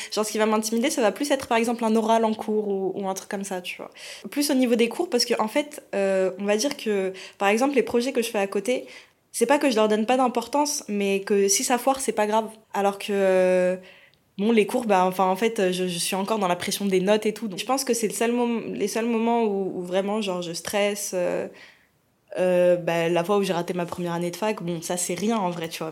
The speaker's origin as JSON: {"language": "French", "country": "France", "said": "je suis française et, d'origine algérienne"}